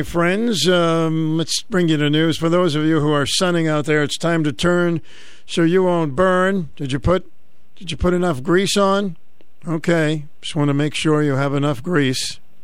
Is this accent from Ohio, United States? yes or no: no; Boston, Massachusetts, United States; now in Connecticut, United States; So when I grew up in Boston, the big ice cream place was a ice cream place called Brigham's.